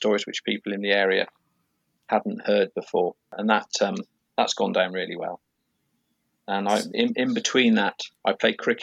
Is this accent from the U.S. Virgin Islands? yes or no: no; Wiltshire, South West England, United Kingdom; moved away as an adult; now in Aberfeldy, United Kingdom; I come from Wiltshire in England, which you might be able to tell by my accent